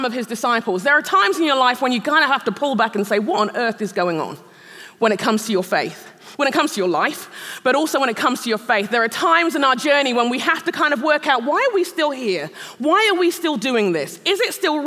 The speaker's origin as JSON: {"language": "English", "region": "London", "country": "United Kingdom", "tie": "born or raised there", "also_born_or_lived": "Nigeria", "moved": "as an adult", "lives_now": "Shoreview, United States", "said": "I am a Brit. I'm a Londoner, born and raised. I'm a Nigerian"}